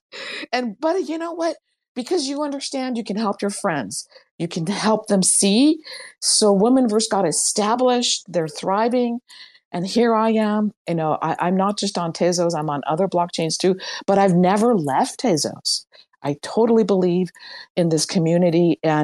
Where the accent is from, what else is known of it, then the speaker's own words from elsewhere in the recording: Iran; moved away; When I came from Iran in 1977, one US dollar equaled 7 Iranian rials, 1 to 7.